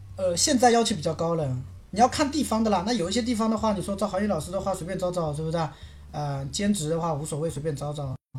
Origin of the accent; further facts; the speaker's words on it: Quzhou, Zhejiang, China; also born or lived in South Korea; now in Ningbo, China; 我老家是衢州那边的